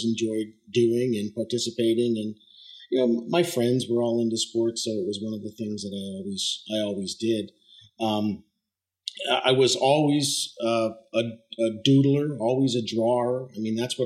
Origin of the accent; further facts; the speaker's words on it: southeastern Pennsylvania, United States; I grew up in the little town that I live in now